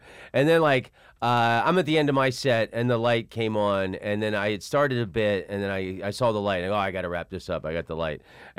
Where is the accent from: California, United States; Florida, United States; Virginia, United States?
Florida, United States; Orlando; also born or lived in San Francisco; I grew up in Orlando.